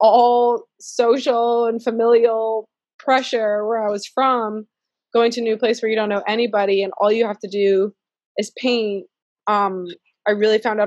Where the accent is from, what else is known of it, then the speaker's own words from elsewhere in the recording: Canada; also born or lived in San Francisco Bay Area, California; now in Charlotte, United States; as an immigrant, as a Canadian living in the US